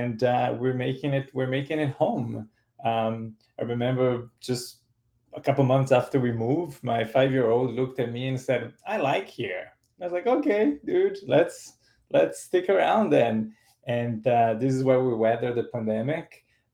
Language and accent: English; São Paulo, Brazil; moved away as an adult; also born or lived in Peterborough, Canada / Toronto, Canada; now in Canada; I grew up in Brazil in the 1980s and the 1990s